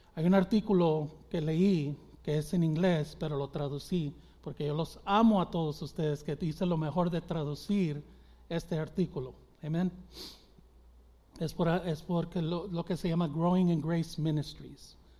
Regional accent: Mexico; los mexicanos porque es, es mi gente

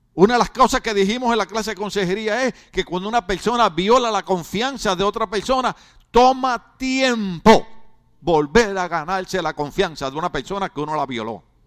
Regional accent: Puerto Rico; yo soy boricua

